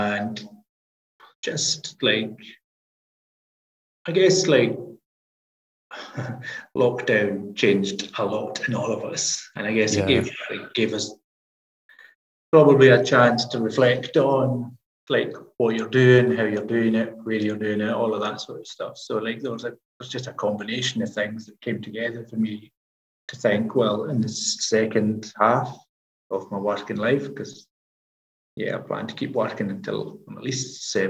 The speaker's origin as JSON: {"language": "English", "region": "Scotland", "country": "United Kingdom", "moved": "yes", "said": "I'm the tutor from the islands"}